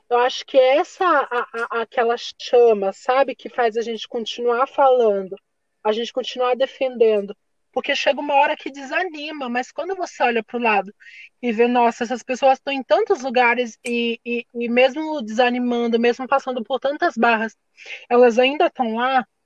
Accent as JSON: {"language": "Portuguese", "region": "Minas Gerais", "country": "Brazil", "moved": "yes", "lives_now": "Peruíbe, Brazil", "said": "sou de Minas, então, moro aqui em Peruíbe, no litoral sul."}